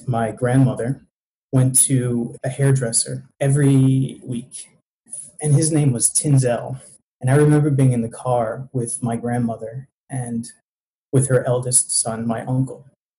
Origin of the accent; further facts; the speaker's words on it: Greenville, South Carolina, United States; now in Toronto, Canada; I'm from Greenville, South Carolina, which is the buckle of the Bible Belt.